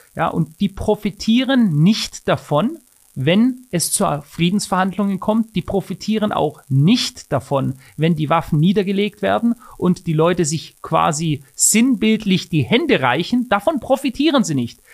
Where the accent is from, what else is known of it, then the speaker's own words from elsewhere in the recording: Germany; bei uns in Deutschland